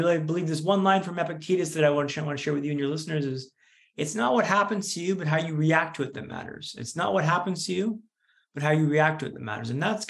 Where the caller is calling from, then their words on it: Vancouver, British Columbia, Canada; also born or lived in London; So I'm in calling from Vancouver, Canada today, but I moved back last year from London, where I was living for 10 years. So I'm recently back in Vancouver.